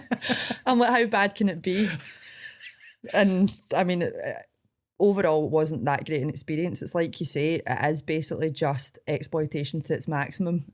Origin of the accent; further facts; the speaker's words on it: Scotland, United Kingdom; accent: Scottish; I didn't realise how Scottish I sounded